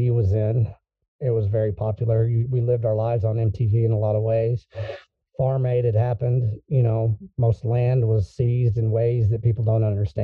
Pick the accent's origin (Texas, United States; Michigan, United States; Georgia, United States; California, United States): Texas, United States; I'm a Texan